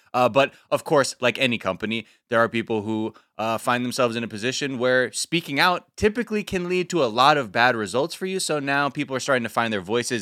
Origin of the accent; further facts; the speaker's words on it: Los Angeles, California, United States; growing up in the valley